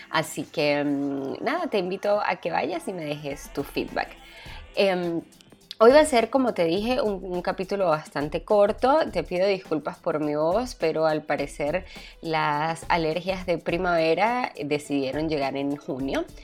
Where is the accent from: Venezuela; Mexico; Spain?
Venezuela; Ciertos elementos que son importantes para nosotros como venezolanos y que acá me los permitan hacer en una boda.